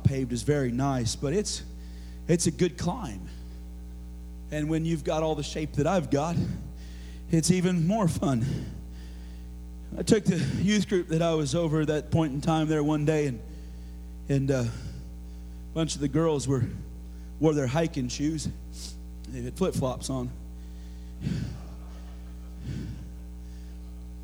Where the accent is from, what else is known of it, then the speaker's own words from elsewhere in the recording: Oregon, United States; moved away; growing up in Oregon, of course, and we had to study Oregon history.